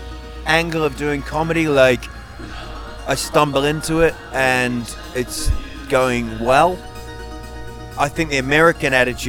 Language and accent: English; New Zealand; I'm from New Zealand.